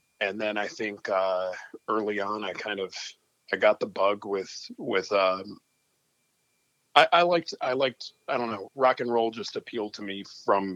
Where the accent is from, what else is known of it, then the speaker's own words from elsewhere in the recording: Miami, Florida, United States; also born or lived in Columbus, Ohio / Netherlands; now in Ann Arbor, United States; I grew up in Miami, Florida